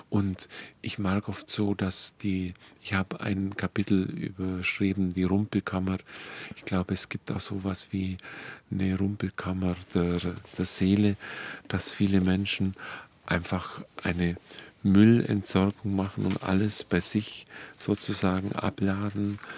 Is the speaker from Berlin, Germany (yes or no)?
no; Dillingen, Bavaria, Germany; Und ich komme ja aus dem Ort, aus Dillingen, wo der Pfarrer Kneip seine ersten Versuche gemacht hat